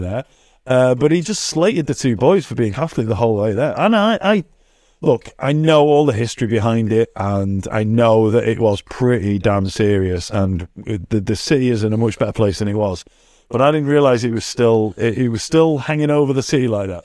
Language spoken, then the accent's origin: English; England, United Kingdom; I'm English